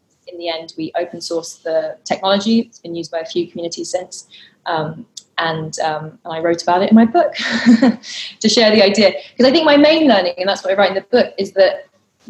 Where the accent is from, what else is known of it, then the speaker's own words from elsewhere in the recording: London, United Kingdom; I grew up growing up in London in quite a community deprived area where you didn't know your neighbours